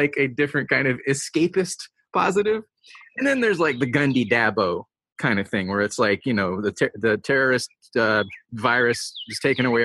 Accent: Georgia, United States; I am from Georgia

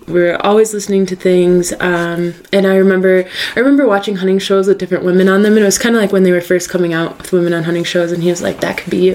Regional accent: northern New York, United States; moved away; I grew up in northern New York.

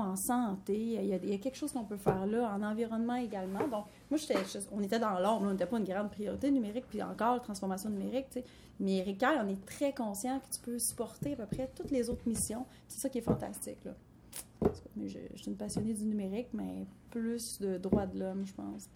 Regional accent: Quebec City region, Canada; also born or lived in Lac-Saint-Jean; je suis née au Lac-Saint-Jean, on est arrivé dans la région de Québec, j'étais moins de 5 ans

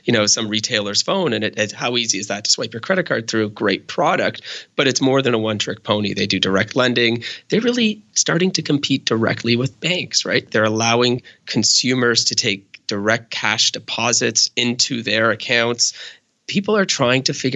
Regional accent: Canada; I'm Canadian

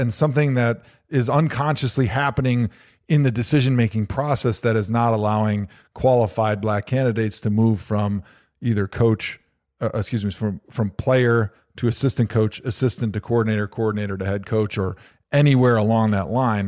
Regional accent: Wisconsin, United States; I grew up in Wisconsin

